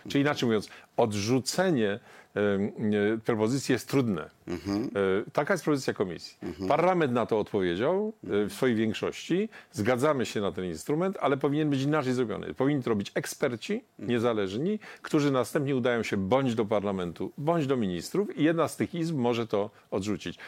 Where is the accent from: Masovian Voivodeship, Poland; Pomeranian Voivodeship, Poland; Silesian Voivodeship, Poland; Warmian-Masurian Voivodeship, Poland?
Silesian Voivodeship, Poland; Ja jestem ze Śląska